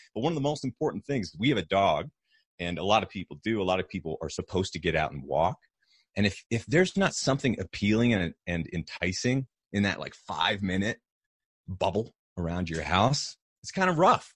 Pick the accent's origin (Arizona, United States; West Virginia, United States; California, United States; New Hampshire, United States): New Hampshire, United States; moved away; also born or lived in Austin, Texas; I grew up in New Hampshire, um, in, in kind of a tiny mountainous community